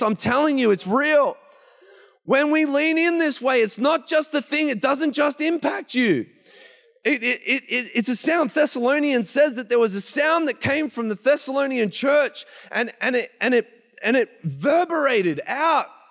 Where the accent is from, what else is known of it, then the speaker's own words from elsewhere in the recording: Traralgon, Victoria, Australia; accent: Australian; moved away as an adult; now in Canada; we come from Gippsland, I come from a town called Terrelgan.